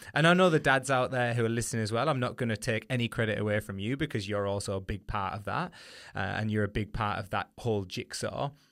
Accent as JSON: {"language": "English", "region": "the north of England", "country": "United Kingdom", "accent": "northern", "said": "Excuse my northern accent there"}